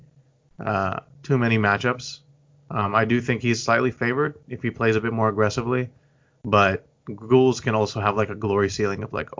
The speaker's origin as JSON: {"language": "English", "town": "Houston", "region": "Texas", "country": "United States", "tie": "born or raised there", "also_born_or_lived": "Hong Kong", "said": "when I came to Houston, I was around 5 years old"}